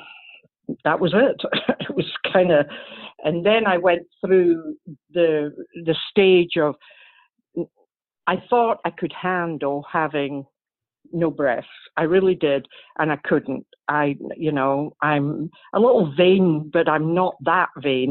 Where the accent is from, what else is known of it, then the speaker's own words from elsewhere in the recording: Scotland, United Kingdom; moved away; I'm from Scotland